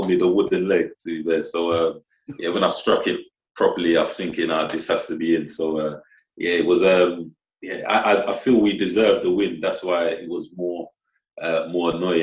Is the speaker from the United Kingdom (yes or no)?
yes; London, United Kingdom; moved away as an adult; also born or lived in Oxford / Scotland; now in Morecambe, United Kingdom; I grew up 5 minutes from the stadium. So that was kind of my hometown.